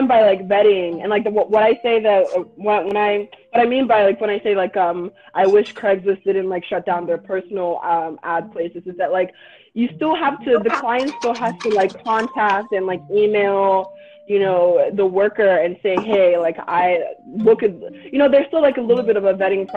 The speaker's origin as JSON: {"language": "English", "region": "the South", "country": "United States", "tie": "born or raised there", "also_born_or_lived": "Nigeria", "said": "growing up in the South"}